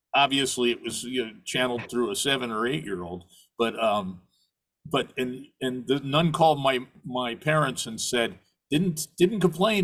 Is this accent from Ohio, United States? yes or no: no; New York City, New York, United States; also born or lived in Sheboygan, Wisconsin / Minnesota / Midwest; I was born in Sheboygan, Wisconsin, of all places, lived around the Midwest until fourth grade. And then uh, my family moved to uh, to New York